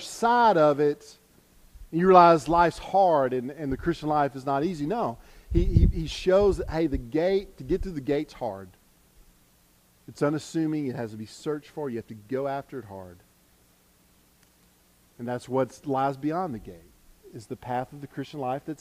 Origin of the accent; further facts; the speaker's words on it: United States; us as American